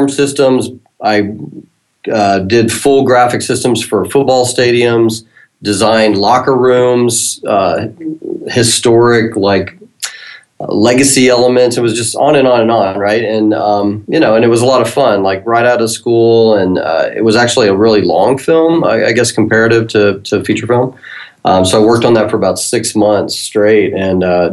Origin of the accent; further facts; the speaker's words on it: Texas, United States; moved away as an adult; also born or lived in Dallas; now in Salt Lake City, United States; I moved from Dallas. I basically grew up in Texas